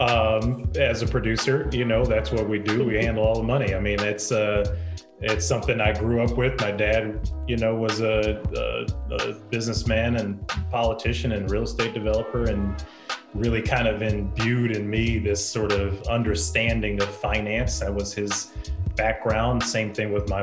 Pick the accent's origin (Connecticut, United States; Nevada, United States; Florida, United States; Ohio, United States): Ohio, United States; Toledo; moved away as an adult; also born or lived in Chicago / New York / Los Angeles; I'm originally from Toledo, Ohio. I was born and raised there